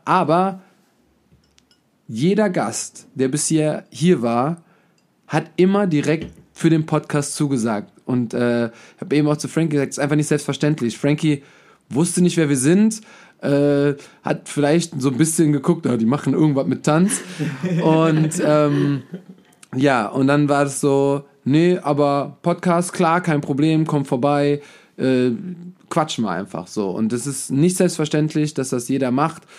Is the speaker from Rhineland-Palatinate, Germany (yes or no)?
yes; Hachenburg, Rhineland-Palatinate, Germany